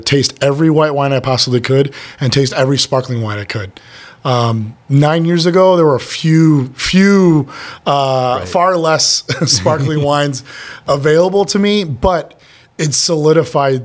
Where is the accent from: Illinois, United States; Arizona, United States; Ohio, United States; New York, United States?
Illinois, United States; Chicago; I'm from Chicago